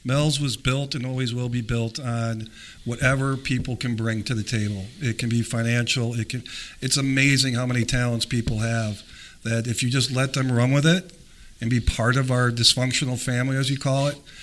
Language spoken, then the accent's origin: English; Green Bay, Wisconsin, United States; I grew up in Green Bay, Wisconsin